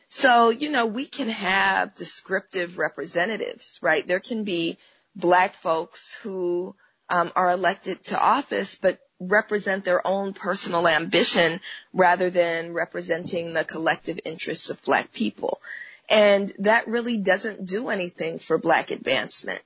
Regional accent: Oakland, California, United States; now in Los Angeles, United States; I'm from Oakland, California, and I was born in the 70s, even though that uh, still makes me 29, right? Um, but, you know, being raised um, in what's, you know, most of us in Oakland call the Panther Cub generation

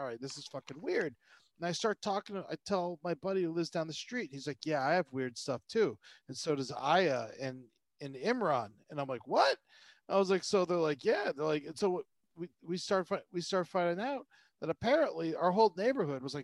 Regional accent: Florida, United States; moved away; I grew up in Florida

